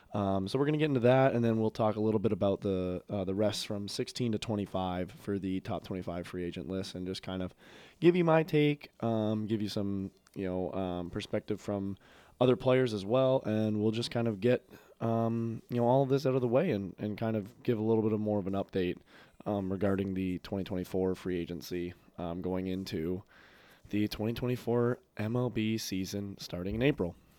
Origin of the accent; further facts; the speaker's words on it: Toronto, Ontario, Canada; I grew up in Toronto, near Toronto